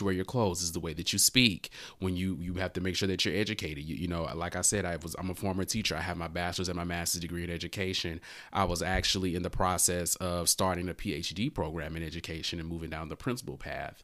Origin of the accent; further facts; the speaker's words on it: Louisiana, United States; growing up in Louisiana, you know, small town guy